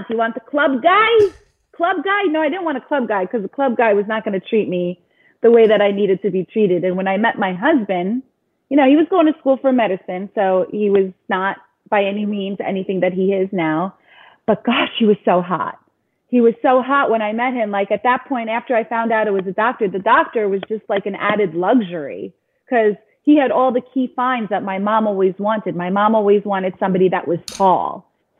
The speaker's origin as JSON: {"language": "English", "area": "Long Island", "region": "New York", "country": "United States", "tie": "born or raised there", "also_born_or_lived": "Queens, New York", "said": "I was born in Queens, New York. And when I was 2 years old is when we moved to Long Island, which is where I grew up."}